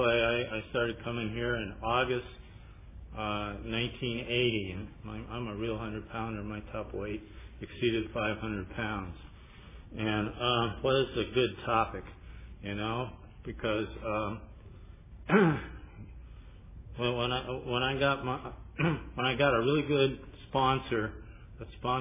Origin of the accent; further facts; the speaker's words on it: Pasadena, California, United States; I'm from Pasadena